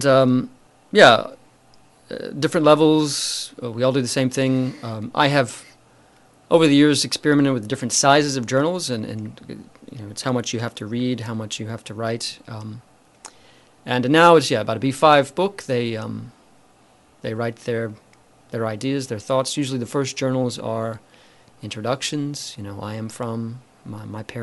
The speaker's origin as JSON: {"language": "English", "region": "Alabama", "country": "United States", "tie": "born or raised there", "also_born_or_lived": "Wakayama, Japan", "moved": "as an adult", "lives_now": "Japan", "said": "I'm from the U.S., from the state of Alabama, where I was born and raised"}